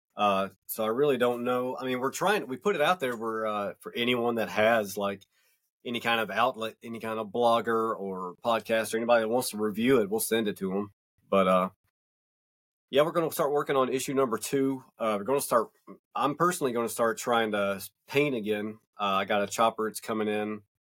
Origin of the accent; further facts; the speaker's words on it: North Georgia Mountains, United States; I'm from the North Georgia Mountains